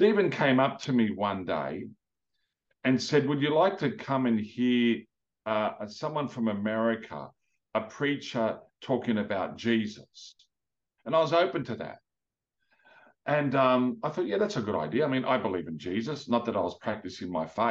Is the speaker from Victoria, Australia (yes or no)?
no; Sydney, New South Wales, Australia; also born or lived in Lebanon; in Punch Bowl Boys, when I went there in the high school